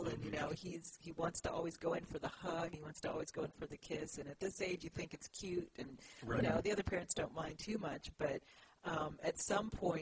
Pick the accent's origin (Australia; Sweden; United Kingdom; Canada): Canada; born or raised there; moved away as an adult; also born or lived in Guyana / Baltimore, United States / Brazil